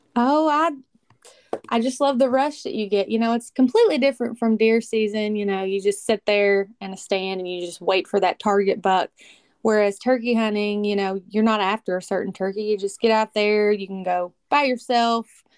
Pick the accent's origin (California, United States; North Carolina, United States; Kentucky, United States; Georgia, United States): Kentucky, United States; I'm from Kentucky.